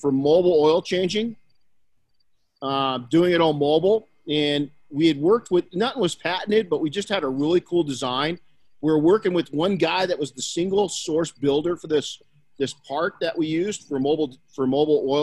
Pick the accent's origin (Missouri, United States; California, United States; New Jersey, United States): California, United States; Colton; I was raised by my mom and grandma in Colton, California